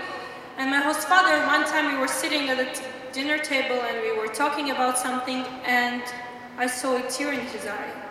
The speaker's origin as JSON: {"language": "English", "country": "Tajikistan", "said": "I'm from Tajikistan. That's the country in Central Asia near the Kazakhstan."}